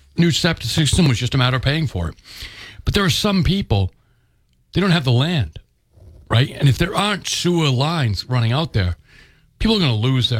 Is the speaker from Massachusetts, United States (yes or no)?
yes; Freetown, Massachusetts, United States; I grew up in Freetown